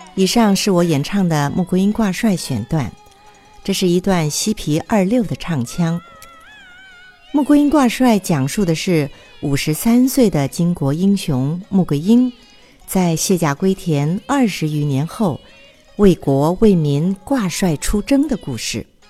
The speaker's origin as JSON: {"language": "Chinese", "country": "Taiwan", "said": "我来自于台湾，宗梅派"}